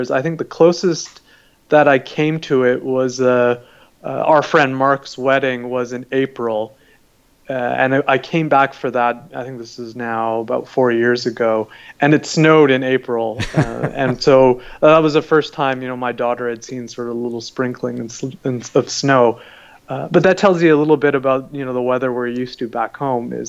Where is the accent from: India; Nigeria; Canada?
Canada; you know my parents immigrated from Pakistan, so I've grown up as a Pakistani Canadian, uh, and and so uh, also you know come from a Muslim background